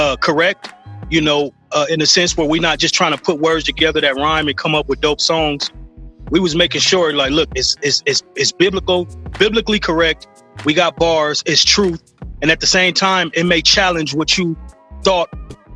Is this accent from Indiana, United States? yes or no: no; Los Angeles, California, United States; I'm from South Central, man. South Central LA.